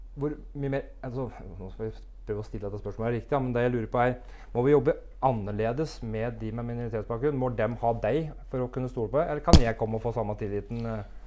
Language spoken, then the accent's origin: Norwegian; Brumunddal, Innlandet, Norway; Jeg er født og oppvokst i Brumunddal